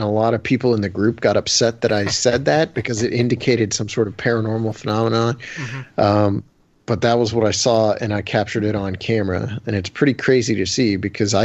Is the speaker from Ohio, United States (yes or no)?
yes; Canton, Ohio, United States; I'm not a city boy, but I'm from Ohio